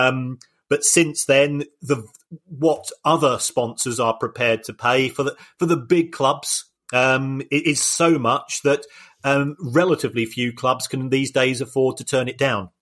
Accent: United Kingdom; I'm a Brit and my language skills

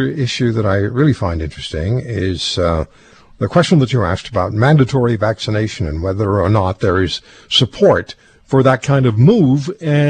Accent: England, United Kingdom; when I was a kid growing up in England

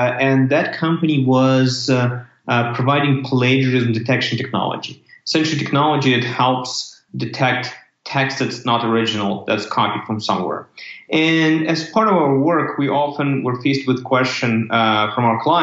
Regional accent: Ukraine; moved away as an adult; also born or lived in Canada / United States; I'm originally from Ukraine, which is country in Europe

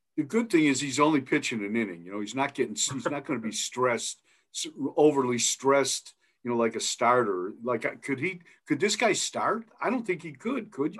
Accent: Milan, Ohio, United States; born or raised there; moved away as an adult; now in Idaho, United States

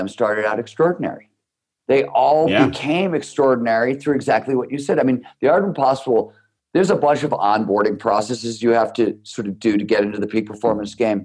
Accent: Cleveland, Ohio, United States; I grew up in Cleveland, Ohio

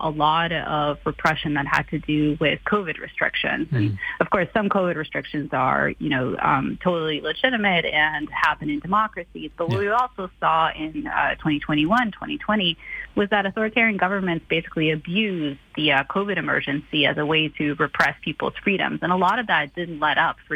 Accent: Canada; now in United States; I'm actually Canadian

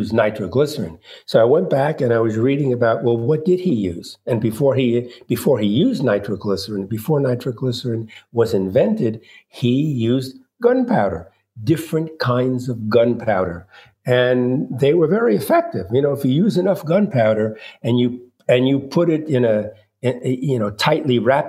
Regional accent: New York City, New York, United States; I was born in Brooklyn, New York in 1941, my dad spoke no English

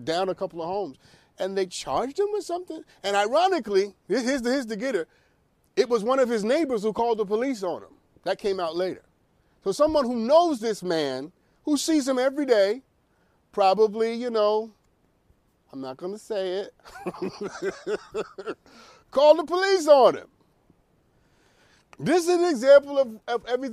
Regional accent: New York City, New York, United States; I come from Brooklyn and Harlem.

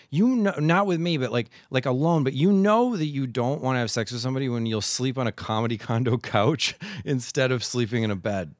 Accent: Midwest, United States; moved away; I'm from the Midwest

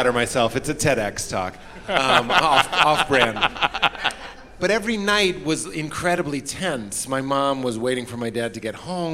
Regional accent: Lexington, Massachusetts, United States; I'm from Lexington, Massachusetts, birthplace of the American Revolution

